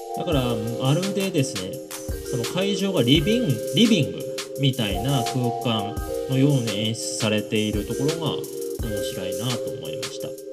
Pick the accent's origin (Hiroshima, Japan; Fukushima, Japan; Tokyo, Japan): Fukushima, Japan; moved away; 僕の地元の福島